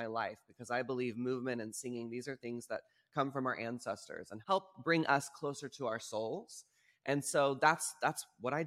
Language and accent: English; Texas, United States; moved away; as a queer individual growing up in Texas